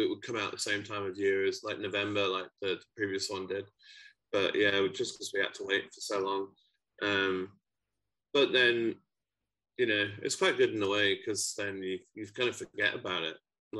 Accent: Yorkshire and the Humber, United Kingdom; now in Glasgow, United Kingdom; My dad's side of the family is from Glasgow, but I moved here about 17 years ago, so I'm from Yorkshire originally.

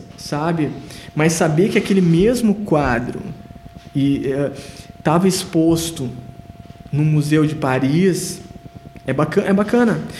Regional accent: Rio Grande do Sul, Brazil; now in Sapiranga, Brazil; eu fui o único gaúcho convidado

